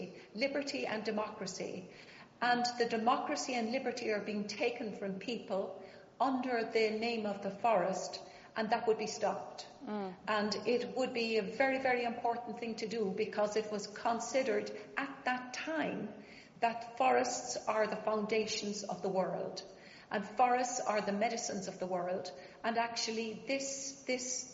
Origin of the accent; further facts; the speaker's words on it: Ireland; moved away; also born or lived in England; I was born in England, Anglo-Irish. I'm a mongrel, aristocratic mongrel, on my mother's side and my father's side. And then I went to school in Ireland, and my family were killed when I was about 11